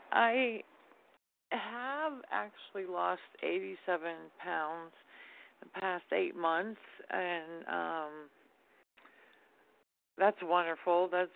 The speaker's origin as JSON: {"language": "English", "region": "Florida", "country": "United States", "said": "Hi, this is …. I'm from Florida."}